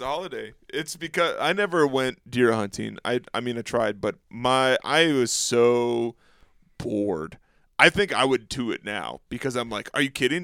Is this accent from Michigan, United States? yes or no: yes; Escanaba, Michigan, United States; moved away; the Upper Peninsula of Michigan, which is where I grew up, I grew up in Escanaba